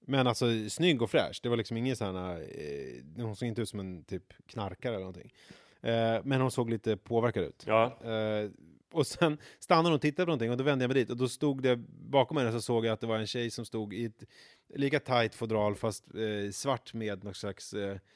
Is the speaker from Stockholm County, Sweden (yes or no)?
yes; Vega, Stockholm County, Sweden; huset i Vega där jag växte